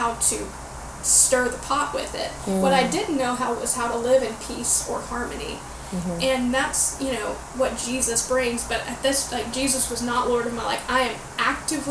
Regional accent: Florida, United States; growing up in the Bible Belt in Florida, it is Southern Baptist to the core

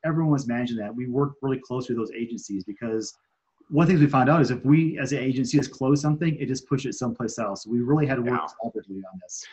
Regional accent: Michigan, United States; moved away as an adult; now in Colorado, United States; was driving back from California um, to Michigan, where I'm from

